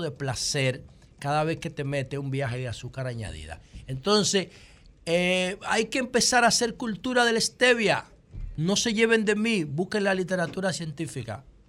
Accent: Dominican Republic; Yo como político dominicano

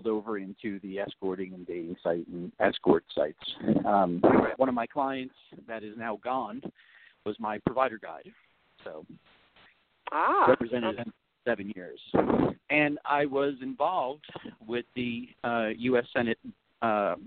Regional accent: New Jersey, United States; moved away; also born or lived in California; I'm licensed in the state of California, and I'm originally from the East Coast in New Jersey

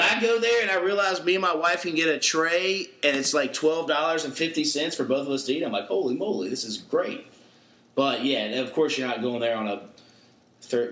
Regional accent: Huntersville, North Carolina, United States; also born or lived in Greensboro, North Carolina; I grew up in the Huntersville slash North Charlotte area

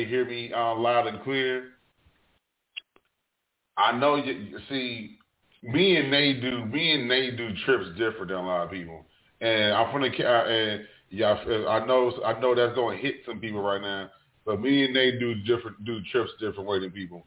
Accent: New Jersey, United States; moved away; I'm originally from Jersey

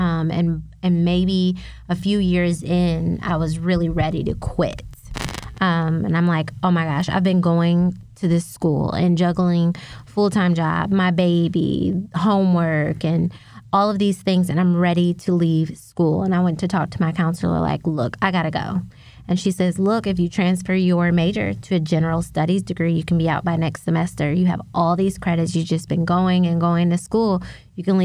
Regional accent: South Bend, Indiana, United States; I grew up in South Bend, Indiana

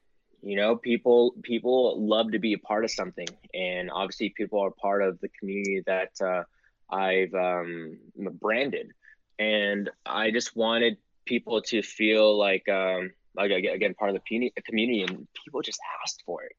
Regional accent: United States; I'm American, I'm a Filipino American, and I'm very proud of it.

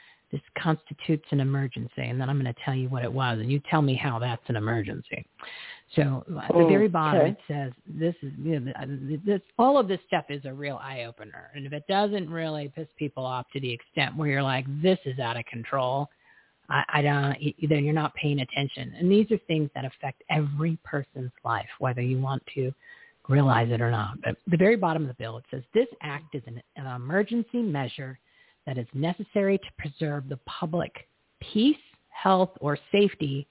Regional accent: New Jersey, United States; I'm from New Jersey.

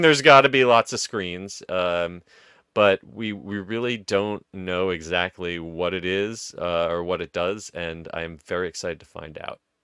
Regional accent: New Jersey, United States; I grew up in Jersey

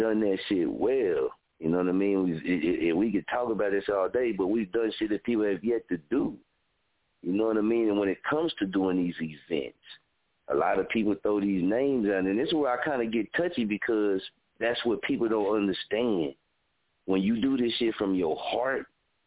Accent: Muskogee, Oklahoma, United States; I've been born and raised in Muskogee

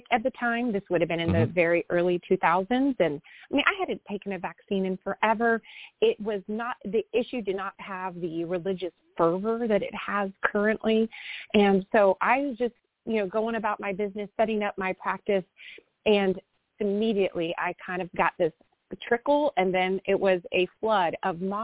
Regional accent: Austin, Texas, United States; also born or lived in Dallas-Fort Worth area, Texas; I'm a sixth generation Texan and was born and raised in Austin.

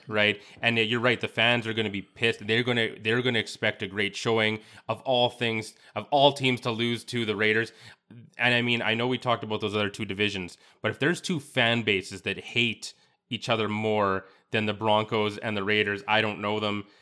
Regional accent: Yorkton, Saskatchewan, Canada; I'm from Yorkton, Saskatchewan.

